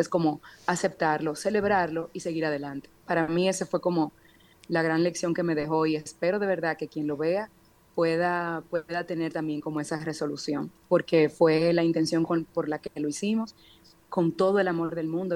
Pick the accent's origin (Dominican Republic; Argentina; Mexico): Dominican Republic; nosotros como dominicanos tendemos mucho a autocriticarnos